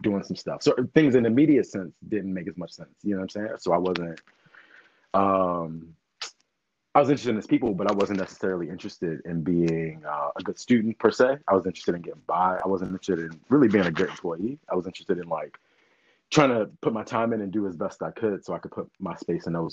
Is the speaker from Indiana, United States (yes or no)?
no; Baltimore, Maryland, United States; now in Philadelphia, United States; I'm from Baltimore originally